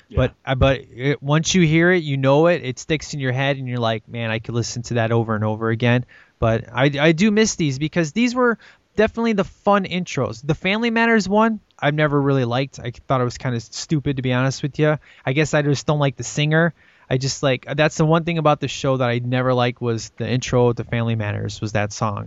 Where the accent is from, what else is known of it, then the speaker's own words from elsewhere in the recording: Chicago, Illinois, United States; this is in Chicago, man. This is my hometown